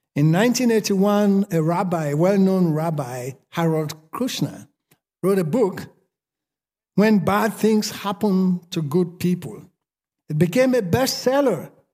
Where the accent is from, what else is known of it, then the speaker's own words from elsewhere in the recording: Sierra Leone; accent: Sierra Leone; moved away as an adult; now in United States; I spent forty-seven years in Sierra Leone speaking my Sierra Leone accent. I'm not gonna change after forty-seven years.